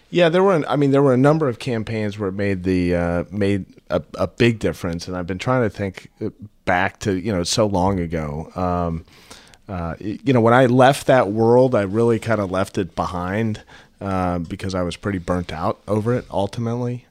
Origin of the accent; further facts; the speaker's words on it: St. Louis, Missouri, United States; also born or lived in Utah; when I was growing up in Saint Louis